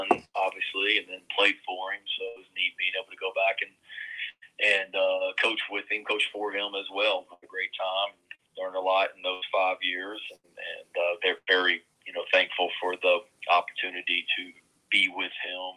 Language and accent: English; Blacksburg, Virginia, United States; moved away as an adult; now in South Carolina, United States; had a fun time growing up in Blacksburg. Moved there when I was 10 when dad got the job in Blacksburg